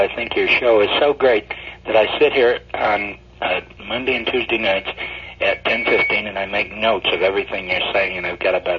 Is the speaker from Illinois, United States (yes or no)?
yes; Joliet, Illinois, United States; now in New York City, United States; Actually, I was born in Joliet, Illinois